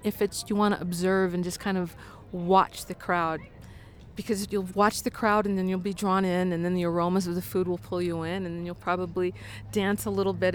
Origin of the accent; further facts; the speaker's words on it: Denver, Colorado, United States; moved away as an adult; also born or lived in Washington, D.C.; I grew up here in Denver